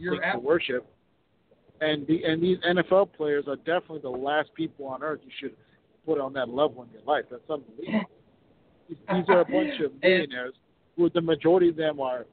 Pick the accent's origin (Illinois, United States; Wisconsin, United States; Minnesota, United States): Minnesota, United States; Minneapolis; I grew up in Minneapolis